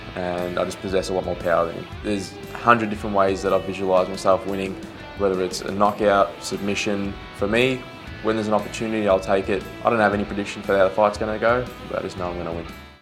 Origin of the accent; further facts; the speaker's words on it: Melbourne, Victoria, Australia; I guess I was a hometown kid. I live half an hour from the stadium